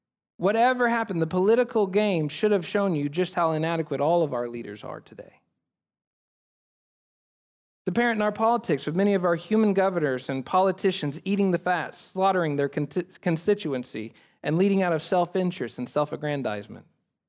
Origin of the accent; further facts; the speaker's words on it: United States; we as American people